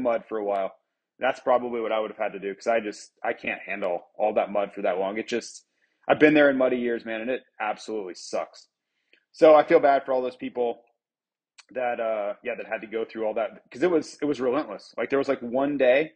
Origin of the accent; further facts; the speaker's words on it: Florida, United States; my hometown, you know, back in Florida.